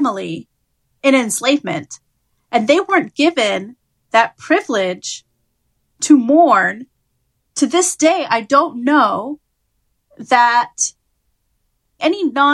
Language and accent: English; London, United Kingdom; now in United States; I was born in London, and my mother's side of the family is Ugandan and Tanzanian